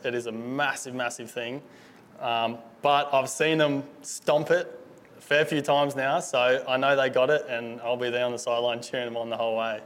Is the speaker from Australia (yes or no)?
yes; Gold Coast, Queensland, Australia; I grew up Gold Coast my whole life. Been here my whole life.